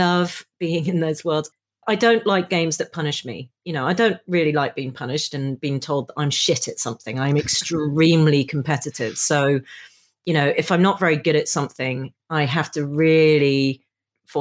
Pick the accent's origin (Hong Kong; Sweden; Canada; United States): Hong Kong; now in United Kingdom; I grew up in Hong Kong in the 70s.